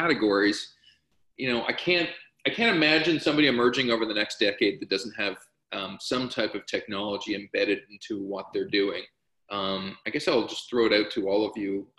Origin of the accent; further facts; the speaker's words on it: Canada; I'm speaking as a Canadian